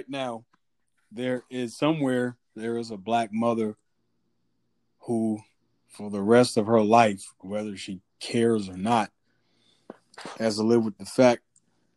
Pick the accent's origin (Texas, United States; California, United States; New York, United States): New York, United States; New York City; I grew up in New York City